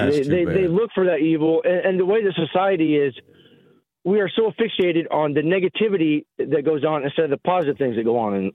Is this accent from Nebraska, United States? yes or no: yes; northeast Nebraska, United States; I'm born and raised in Nebraska. I'm a Nebraska native. I grew up on a farm up in northeast Nebraska.